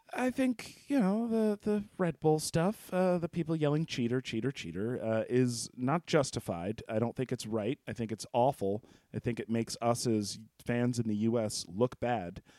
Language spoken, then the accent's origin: English; United States; I'm from the U S